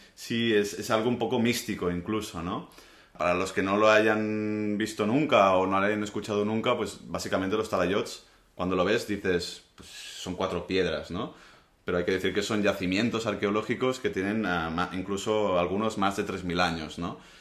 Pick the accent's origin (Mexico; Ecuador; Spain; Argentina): Spain; Menorca, Balearic Islands; mi punto de vista como menorquín